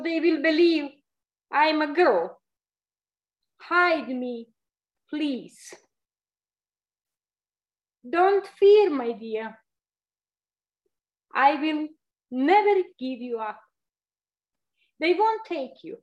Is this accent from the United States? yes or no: no; Kozarac, Republika Srpska, Bosnia & Herzegovina; now in Canada; coming from the little town named Kozarac